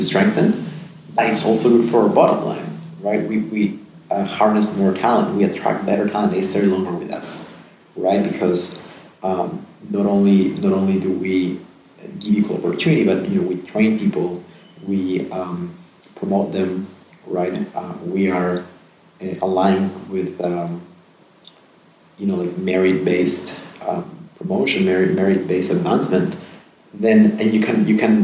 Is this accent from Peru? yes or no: yes; Peru; moved away; also born or lived in United States / Netherlands / Geneva / Amsterdam; I'm born and raised in Peru.